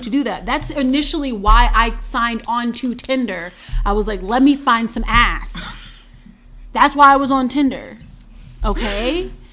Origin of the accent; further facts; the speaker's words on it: North Carolina, United States; I'm from North Carolina